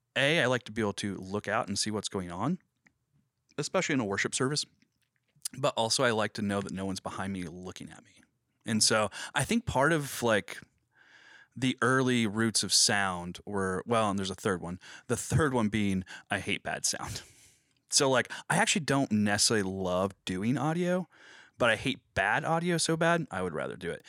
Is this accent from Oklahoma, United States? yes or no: yes; Cushing, Oklahoma, United States; moved away as an adult; now in Springfield, United States; I'm from Cushing, Oklahoma